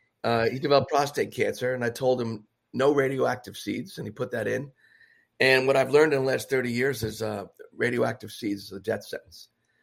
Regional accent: New York City, New York, United States; In the Bronx.

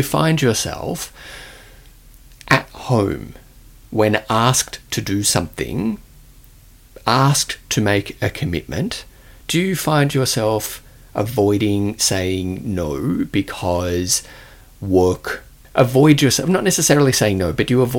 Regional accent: Australia; accent: Australian; my Australian accent

